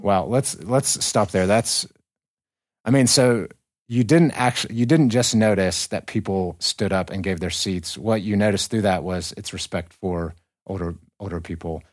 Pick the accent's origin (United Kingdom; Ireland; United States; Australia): United States; the American South; first language English; moved away as an adult; now in North Caucasus, Russia; in America. I'm from the South.